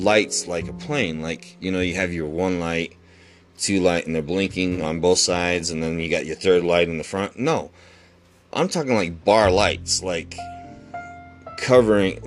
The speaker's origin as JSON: {"language": "English", "region": "Utah", "country": "United States", "said": "I'm from Utah, and here we have a nightclub called Area 51."}